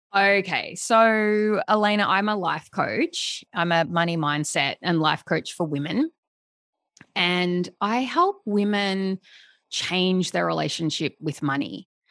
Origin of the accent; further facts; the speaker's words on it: Melbourne, Victoria, Australia; moved away; I, I'm from Melbourne.